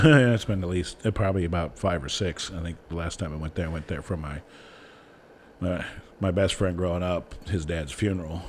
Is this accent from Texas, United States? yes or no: no; Ohio, United States; I grew up in Ohio